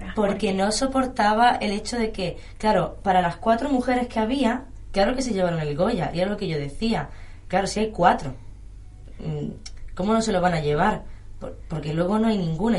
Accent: Melilla, Spain; yo soy de Melilla

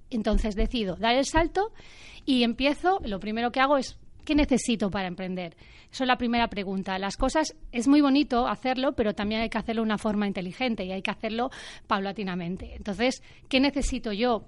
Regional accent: A Coruña, Galicia, Spain; yo he vivido desde muy pequeña también con Inditex, yo soy de Coruña

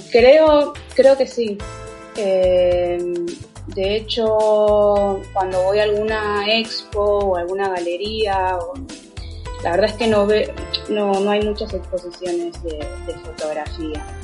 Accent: Argentina; yo soy argentina, estoy en Buenos Aires.

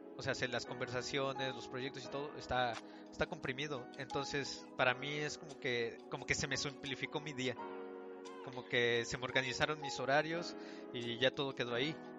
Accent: Mexico City, Mexico; moved away as an adult; los tres somos de la Ciudad de México

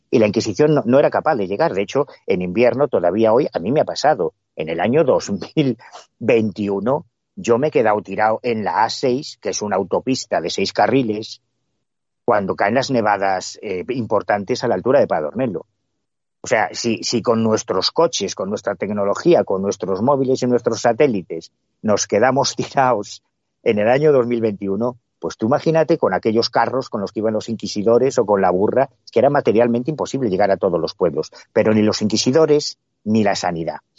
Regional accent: Galicia, Spain; independientemente del cariño que yo le tenga a mi tierra, es verdad que en Galicia hay una herencia mágica muy sólida

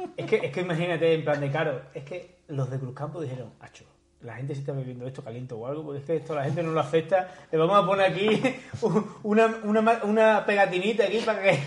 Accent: Extremadura, Spain; moved away; also born or lived in Madrid; yo soy extremeño

